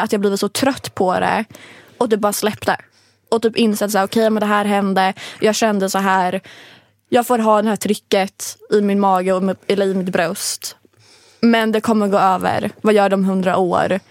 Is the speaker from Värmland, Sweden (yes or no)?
no; Linköping, Östergötland, Sweden; moved away; hemma i Linköping